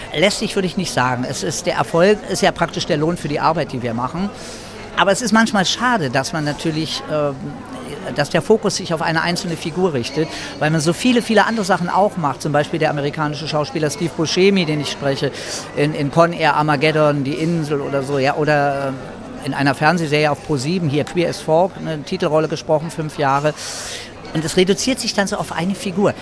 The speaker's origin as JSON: {"language": "German", "region": "Berlin", "country": "Germany", "tie": "born or raised there", "also_born_or_lived": "Madrid, Spain", "said": "Mein Papa war Spanier und ich bin in Madrid geboren worden, bin dann aber als Baby, als Kind nach Deutschland, nach Berlin gekommen"}